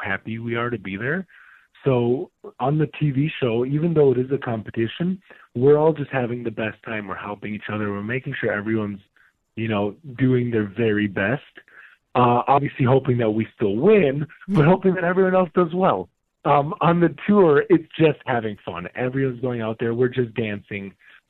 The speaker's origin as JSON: {"language": "English", "region": "Minnesota", "country": "United States", "tie": "born or raised there", "said": "I grew up dancing in Minnesota, so I'm a Midwest boy"}